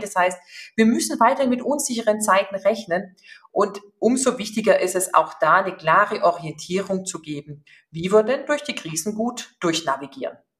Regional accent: Upper Swabia, Baden-Württemberg, Germany; moved away as an adult; also born or lived in Stuttgart / Shanghai / Frankfurt; gebürtige Oberschwäbin. Von daher werden Sie das auch gleich raushören

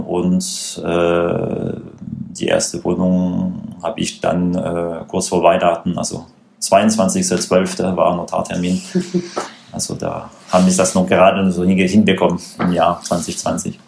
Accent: France; German is a second language; moved away as an adult; now in Stuttgart, Germany; wie man sicherlich hören kann, äh, gebürtiger Franzose.

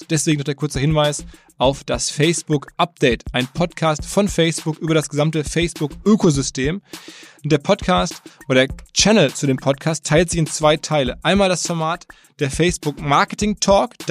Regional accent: Koblenz, Rhineland-Palatinate, Germany; moved away as an adult; also born or lived in Nuremberg; now in Canada; Ich bin Koblenz in der Innenstadt aufgewachsen

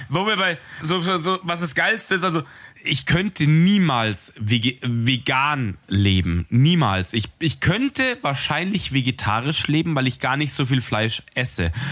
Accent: Munich, Bavaria, Germany; ich bin Münchner Bub

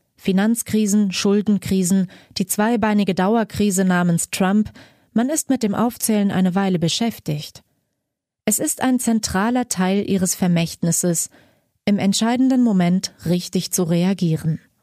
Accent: Germany; bei uns in Deutschland

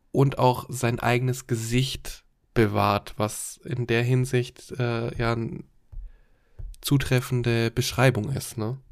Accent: Germany; bei uns in Deutschland

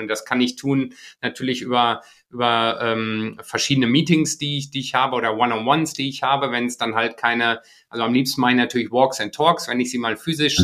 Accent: Iserlohn, North Rhine-Westphalia, Germany; also born or lived in Japan; meiner Heimat, also ich komme aus dem Sauerland, aus Iserlohn

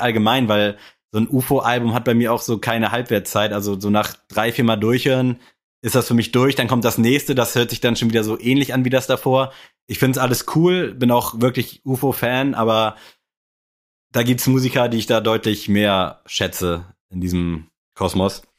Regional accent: Berlin, Germany; ich bin ein Berliner

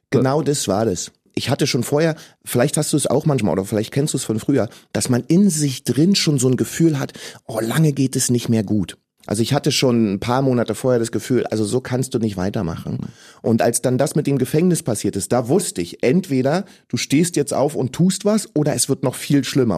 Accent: Berlin, Germany; ich bin in Ostberlin geboren als äh, Sohn eines afrikanischen, eines ghanaischen Vaters und einer deutschen Mutter

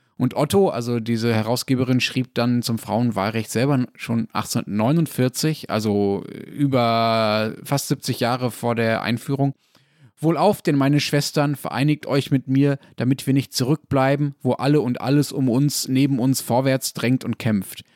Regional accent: Germany; bei uns in Deutschland

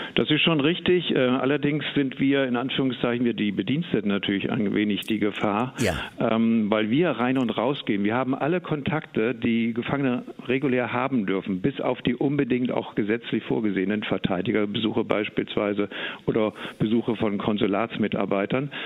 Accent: Eschwege, Hesse, Germany; ich komme aus Eschwege und von daher also hier oben in Nordhessen auch zu Hause

